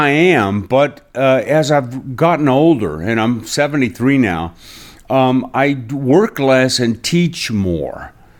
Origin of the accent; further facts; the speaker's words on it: Ireland; It's like, I'm Irish, so less work, the better.